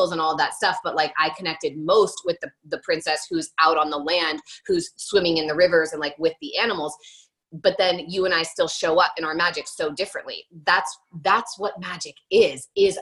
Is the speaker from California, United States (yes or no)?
no; New York City, New York, United States; as a New Yorker, like as a cynical New Yorker